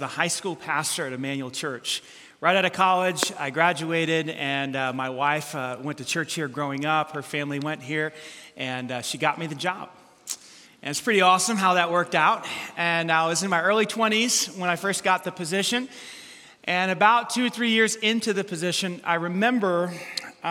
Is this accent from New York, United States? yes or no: yes; New York City, New York, United States; I grew up in New York City